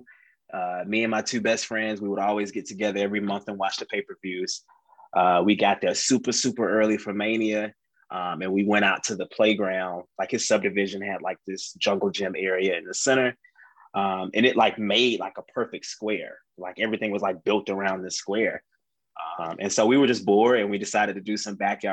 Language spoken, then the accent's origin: English; Atlanta, Georgia, United States; I'm from Atlanta